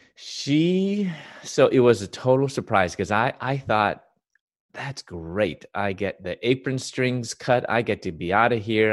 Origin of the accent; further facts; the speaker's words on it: Chicago, Illinois, United States; I was born and raised in Chicago